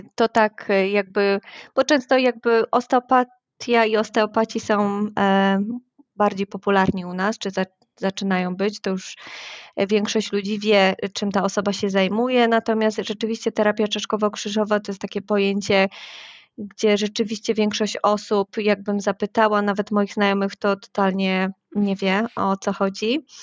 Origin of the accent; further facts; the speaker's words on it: Wrocław, Lower Silesian Voivodeship, Poland; Jestem z Wrocławia